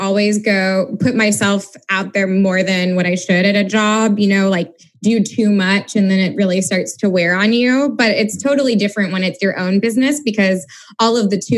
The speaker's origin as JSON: {"language": "English", "region": "Missouri", "country": "United States", "said": "a fellow Missourian"}